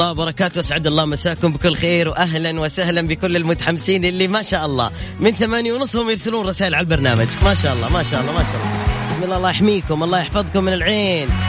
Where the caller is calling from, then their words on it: Riyadh, Riyadh Province, Saudi Arabia; من وين من الرياض انا من الرياض